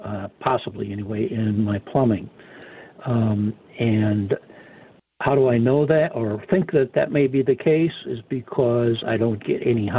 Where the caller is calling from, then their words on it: Minnesota, United States; Actually, I'm calling you from Minnesota. I have a home in Tucson.